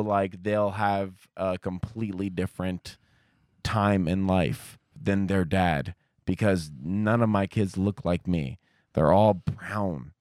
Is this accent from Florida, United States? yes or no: no; Columbus, Ohio, United States; also born or lived in Kentucky; I grew up, uh, uh, a, on, basically it was on Ohio State campus